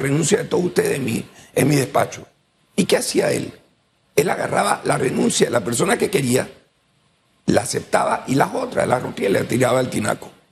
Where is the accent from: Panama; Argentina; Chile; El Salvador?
Panama; nosotros como panameños